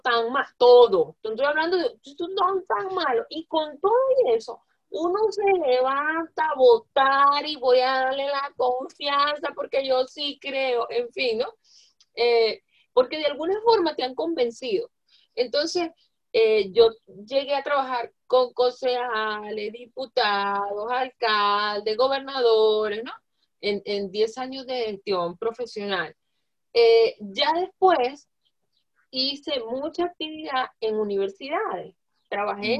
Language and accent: Spanish; Zulia, Venezuela; Yo soy zuliana de punta a punta, de verdad, de punta a punta